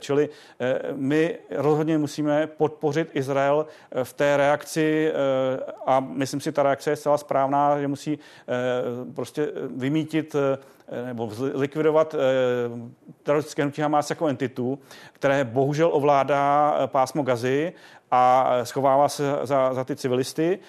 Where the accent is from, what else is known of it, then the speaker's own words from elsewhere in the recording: Czechia; jsme jako Češi